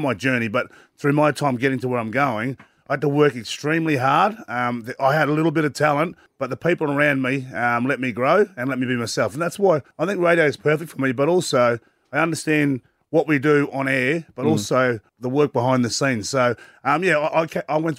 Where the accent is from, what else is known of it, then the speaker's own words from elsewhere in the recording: Sarina, Queensland, Australia; I'm from Serena Mackay